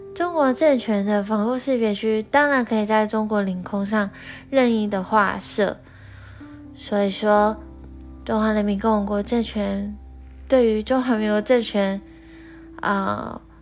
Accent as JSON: {"language": "Chinese", "country": "Taiwan", "said": "我们台湾人真正该思考的是我们要如何做出正确的主张"}